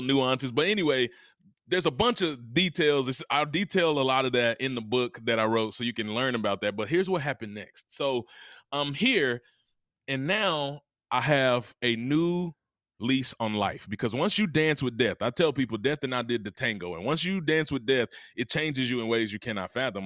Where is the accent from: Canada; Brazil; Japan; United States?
United States; Mississippi; I'm from Mississippi, the heart of the South